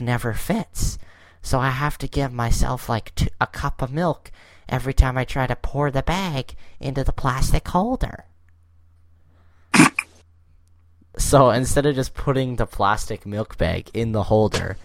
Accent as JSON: {"language": "English", "country": "Canada", "said": "we're from the Great White North"}